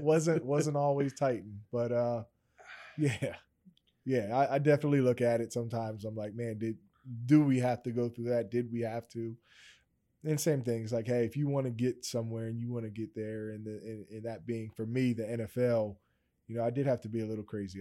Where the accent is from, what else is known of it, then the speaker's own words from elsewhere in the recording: Steelton, Pennsylvania, United States; I'm originally from Stilton. Um, if anybody kinda knows about that small town